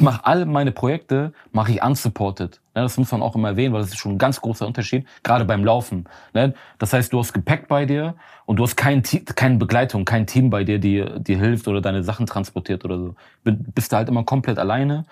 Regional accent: Germany; ich komme aus Deutschland.

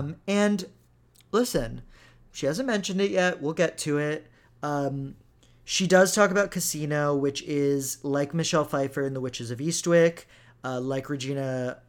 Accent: Texas, United States; also born or lived in Israel; I grew up in Texas

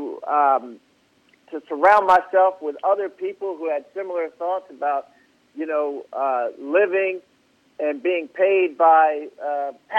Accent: outside of Baltimore, Maryland, United States; I grew up outside of Baltimore and in Maryland

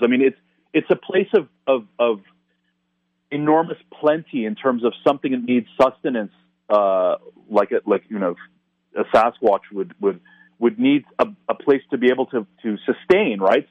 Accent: Toronto, Ontario, Canada; a place like Toronto, again, my, my hometown

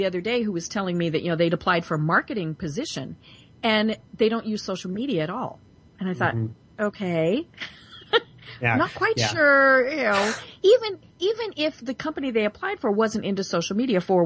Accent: Denver, Colorado, United States; I'm from Denver

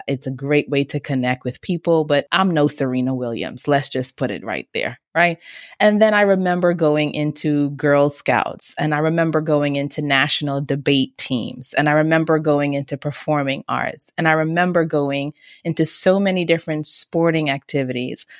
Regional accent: Bahamas; moved away; also born or lived in Nigeria; I grew up in the beautiful islands of the Bahamas, and I'm also from Nigeria on my dad's side

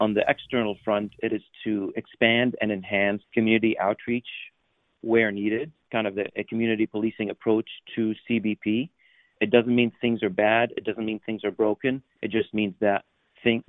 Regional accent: West Virginia, United States; also born or lived in Syria; I was born in Syria 45 years ago and grew up in small town West Virginia

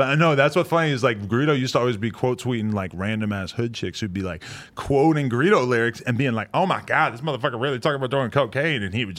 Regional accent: Boston, Massachusetts, United States; moved away; also born or lived in New Hampshire; I was at Boston, New Hampshire.

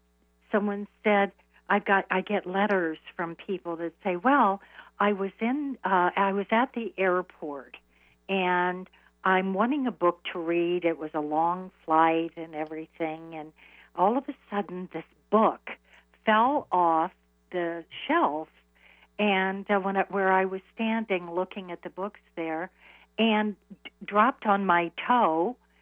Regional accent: Iowa, United States; now in New York, United States; I moved to New York from Iowa.

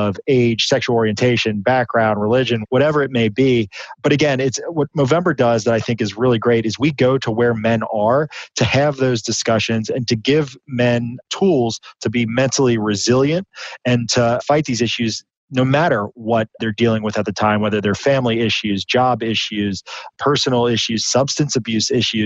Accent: Midwest, United States; growing up in the Midwest

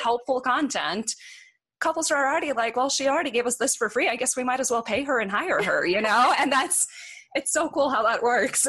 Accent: Norway; moved away as an adult; now in Boulder, United States; I moved here from Norway. Um, the country, not like some small town

